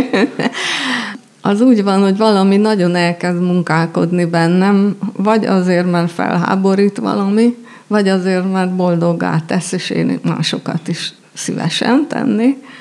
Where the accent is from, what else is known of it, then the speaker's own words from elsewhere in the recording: Budapest, Hungary; végig jártuk Budapest majd minden kerületét, és az általános iskolát négy, négy iskolába jártam